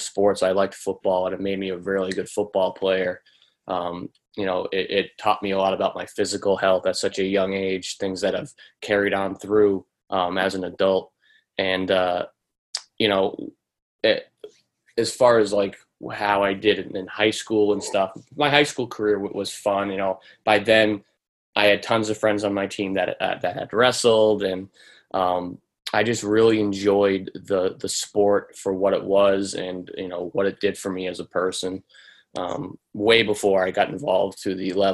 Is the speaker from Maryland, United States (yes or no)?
no; Lancaster, Massachusetts, United States; also born or lived in Pennsylvania; I'm from Lancaster, Massachusetts. That's where I grew up. That's where I currently live